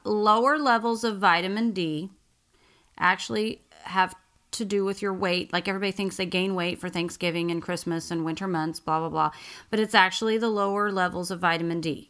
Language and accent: English; Oklahoma, United States; moved away; I grew up in Oklahoma, which is flat and farmland.